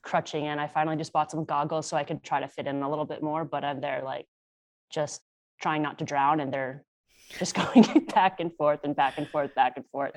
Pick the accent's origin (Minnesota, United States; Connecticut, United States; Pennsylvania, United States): Connecticut, United States; Born and raised in Connecticut